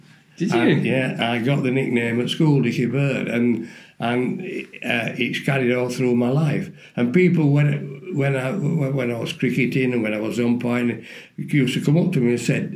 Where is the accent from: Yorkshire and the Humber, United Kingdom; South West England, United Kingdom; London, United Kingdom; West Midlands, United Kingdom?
Yorkshire and the Humber, United Kingdom; Barnsley; Barnsley Hospital, my hometown.